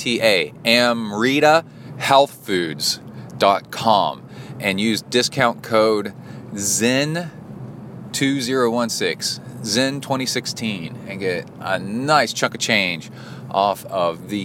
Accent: Texas, United States; also born or lived in Cincinnati, Ohio; my parents for moving to Texas and raising me in Texas, because now I'm stuck in Texas.

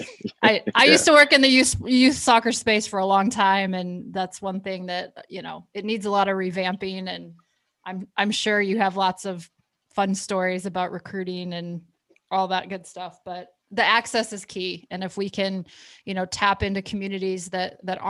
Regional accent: Flint, Michigan, United States; I grew up in Flint, Michigan

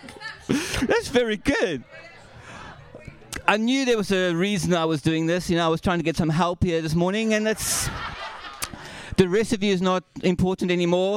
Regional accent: South Africa; I'm South African.

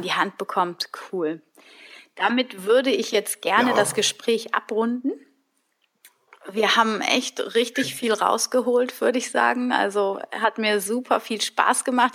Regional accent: Germany; als Deutsche

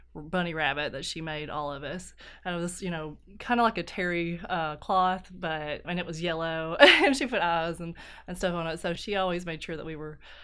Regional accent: Ermine, Kentucky, United States; also born or lived in Knott County, Kentucky; I am from Ermine, which is here in Letcher County, Kentucky

